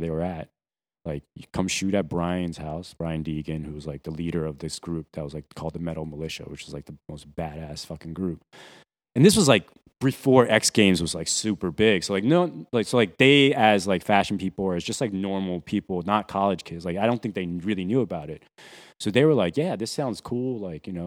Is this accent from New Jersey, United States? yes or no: yes; New Jersey, United States; moved away as an adult; also born or lived in Taiwan / Boston; now in New York, United States; originally from Taiwan, but I grew up mostly in New Jersey, South Jersey.